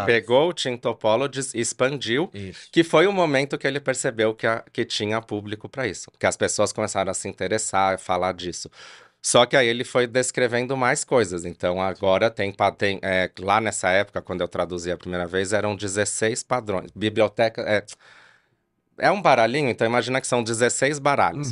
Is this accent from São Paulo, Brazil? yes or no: yes; São Paulo, Brazil; now in Campinas, Brazil; eu moro em Campinas aqui já há muito tempo, mas eu sou de São Paulo